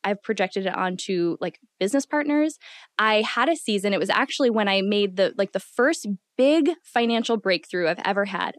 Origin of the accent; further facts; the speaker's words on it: Midwest, United States; growing up in the Midwest